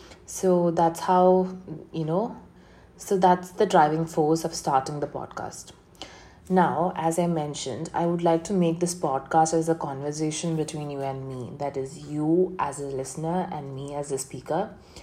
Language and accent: English; Kochi, Kerala, India; also born or lived in Coimbatore; And I was born in Coimbatore, Tamil Nadu, India. But basically, I'm a Malayali. Malayali means I am a person who's residing in Kochi, Kerala. And I have my roots from Kochi, Kerala.